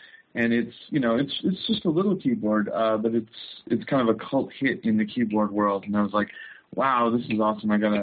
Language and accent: English; Chicago, Illinois, United States; moved away as an adult; now in Los Angeles, United States; I come from Chicago.